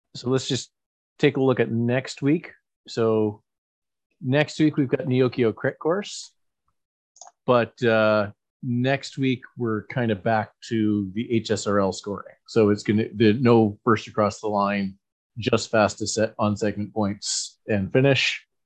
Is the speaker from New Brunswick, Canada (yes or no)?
yes; Saint John, New Brunswick, Canada; my hometown Moosehead Breweries